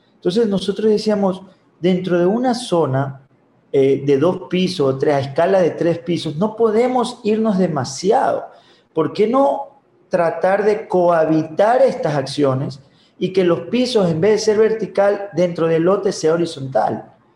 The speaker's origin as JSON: {"language": "Spanish", "town": "Babahoyo", "region": "Los Ríos", "country": "Ecuador", "said": "yo soy de Babahoyo"}